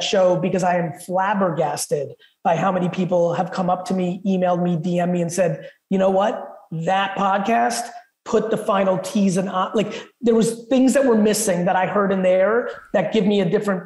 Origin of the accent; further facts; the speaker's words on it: Edison, New Jersey, United States; English is a second language; also born or lived in Soviet Union; I moved to Edison, New Jersey